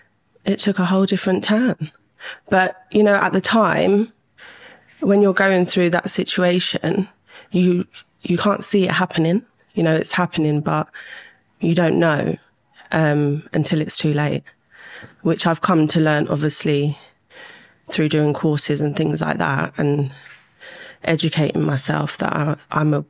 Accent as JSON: {"language": "English", "region": "London", "country": "United Kingdom", "tie": "born or raised there", "said": "I grew up in West London, went to school there"}